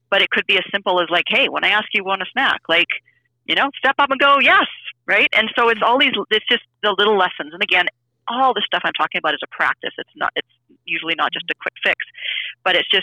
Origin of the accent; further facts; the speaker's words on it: Canada; I'm from Canada.